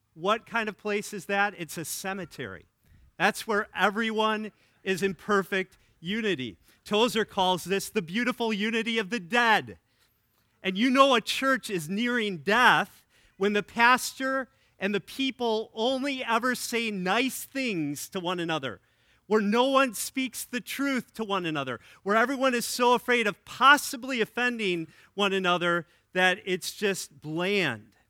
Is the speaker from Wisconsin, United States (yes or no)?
yes; Wisconsin, United States; now in Illinois, United States; my home state